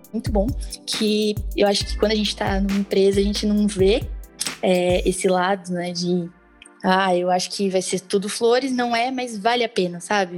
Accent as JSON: {"language": "Portuguese", "town": "Santo André", "region": "São Paulo", "country": "Brazil", "said": "eu sou de Santo André"}